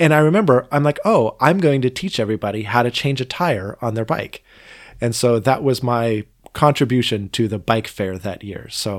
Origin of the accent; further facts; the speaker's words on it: Boring, Oregon, United States; also born or lived in Portland; Well, no, though I grew up in Boring for the first couple of years of my life. This was actually in Portland.